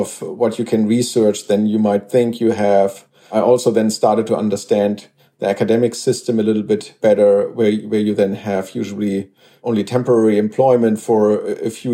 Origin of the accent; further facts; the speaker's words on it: Germany; I grew up in Germany, and that's also where I went to school